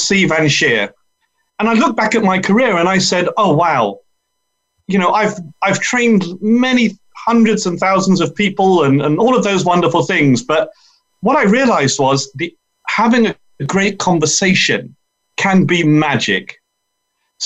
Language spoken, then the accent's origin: English; London, United Kingdom; I'm from London.